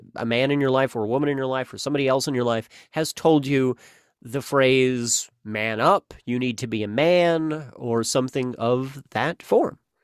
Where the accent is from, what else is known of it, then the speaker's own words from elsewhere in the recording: the Ozarks, United States; I'm an Ozarkie. I'm from the Ozarks. I'm an Ozarkian